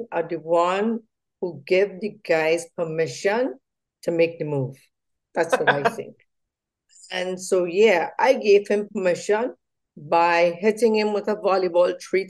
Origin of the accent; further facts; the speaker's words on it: Trinidad & Tobago; we are from Trinidad and Tobago, as we say in Trinidad, born and bred in Trinidad and Tobago.